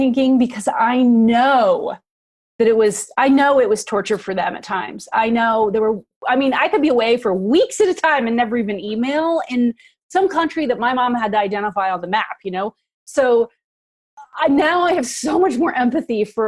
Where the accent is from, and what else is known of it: United States